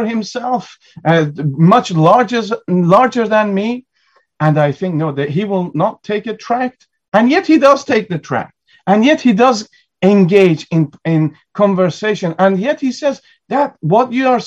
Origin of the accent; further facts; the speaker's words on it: United Kingdom; as British people